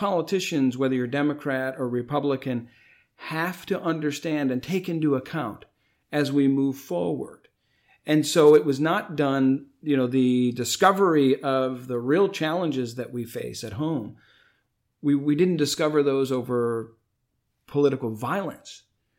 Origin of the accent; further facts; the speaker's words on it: United States; as an American